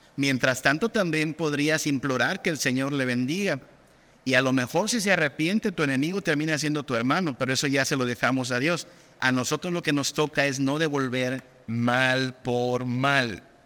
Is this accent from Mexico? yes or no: yes; Mexico; en nuestra cultura mexicana